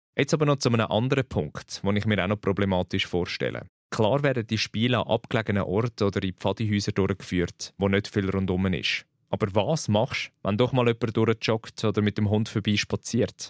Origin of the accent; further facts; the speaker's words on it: Switzerland; bei uns in der Schweiz